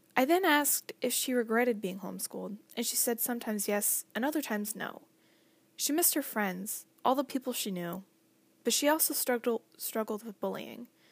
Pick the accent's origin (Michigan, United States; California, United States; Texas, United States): Michigan, United States; Berrien Springs; also born or lived in Baroda, Michigan; I grew up in Berrien since I was two years old.